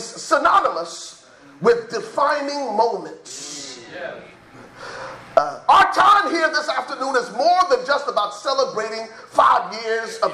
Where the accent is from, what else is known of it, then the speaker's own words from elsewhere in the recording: Liberia; now in United States; I'm originally from Liberia, West Africa. So if you hear an accent come out, it's because I'm from Liberia